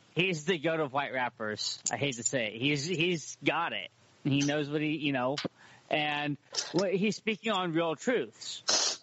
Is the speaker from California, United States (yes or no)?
yes; Humboldt County, California, United States; moved away as an adult; now in Portland, United States; I'm from Humboldt County, California